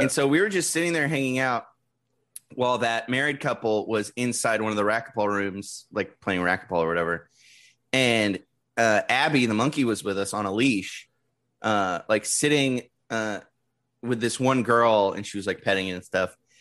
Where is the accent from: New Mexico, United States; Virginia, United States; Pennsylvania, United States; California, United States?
California, United States; San Diego; I grew up in San Diego